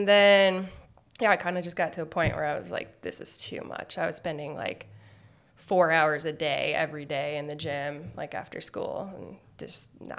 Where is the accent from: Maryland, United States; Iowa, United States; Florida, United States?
Iowa, United States; Des Moines; moved away as an adult; also born or lived in California; now in Bellingham, United States; I am from the Midwest. I grew up in Des Moines, Iowa.